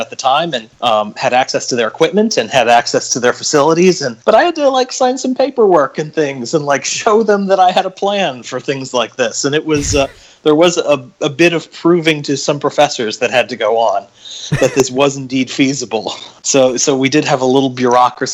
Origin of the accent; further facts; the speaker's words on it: St. Louis, Missouri, United States; I grew up in St. Louis